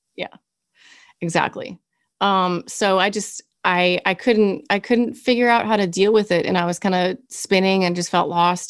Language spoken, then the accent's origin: English; Kansas City, Missouri, United States; also born or lived in Berea, Illinois / New York City / Orange County; I lived in Berea, Illinois, and lived there until okay. I was seven. So Midwest girl, and then moved to Kansas City. And pretty much, I mean, you'd say I'm from Kansas City